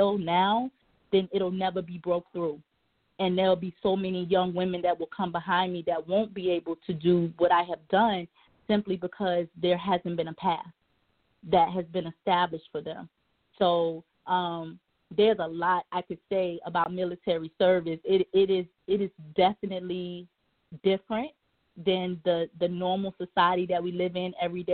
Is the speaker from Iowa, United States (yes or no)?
no; Newport News, Virginia, United States; moved away as an adult; I grew up in Newport News, Virginia, predominantly black.